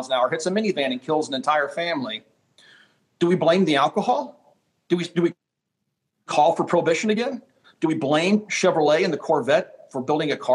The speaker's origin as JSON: {"language": "English", "region": "Kansas", "country": "United States", "tie": "born or raised there", "said": "as a kid growing up in Kansas"}